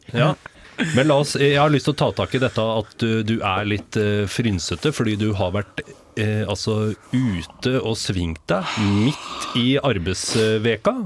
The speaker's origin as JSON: {"language": "Norwegian", "town": "Rakkestad", "region": "Østfold", "country": "Norway", "said": "jeg er fra Rakstad"}